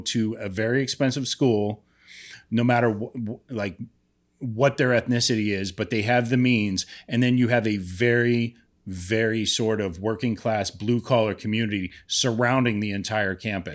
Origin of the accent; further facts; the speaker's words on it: Youngstown, Ohio, United States; my hometown, Youngstown